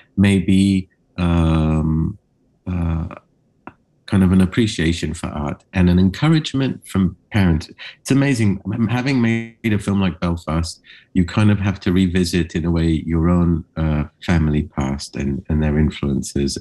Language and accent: English; Cyprus; I grew up in Cyprus, which is an island in the Mediterranean.